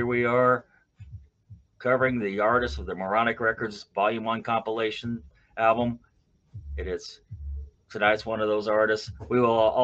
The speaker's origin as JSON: {"language": "English", "region": "Western Kentucky", "country": "United States", "tie": "born or raised there", "said": "I'm partial to that place because that's where I grew up"}